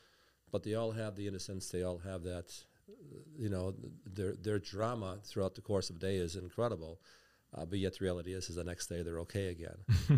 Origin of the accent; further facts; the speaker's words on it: Milwaukee, Wisconsin, United States; So I grew up on the South Side of Milwaukee, went to St. Roman's Grade School, Shoals Junior High, which is now Ronald Reagan.